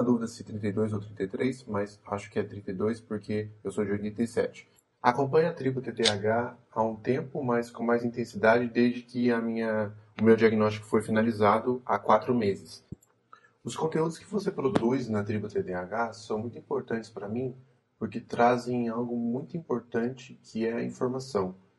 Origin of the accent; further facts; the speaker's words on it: Cruzeiro, São Paulo, Brazil; sou do interior de São Paulo, uma cidade chamada Cruzeiro